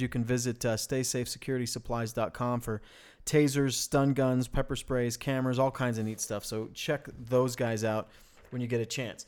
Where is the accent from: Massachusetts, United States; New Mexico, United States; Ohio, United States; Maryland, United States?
New Mexico, United States; Farmington; moved away; also born or lived in Bloomfield, New Mexico; we come from the Four Corners area, right? Um, which is, I mean, that's, we, we, we were in Farmington and Bloomfield